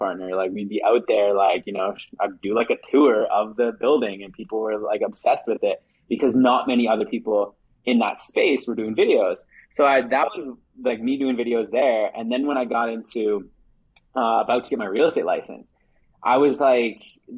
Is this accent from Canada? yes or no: yes; Saskatchewan, Canada; I'm from Saskatchewan. So it's like a province in Canada. It's like super flat, very small, from a small town.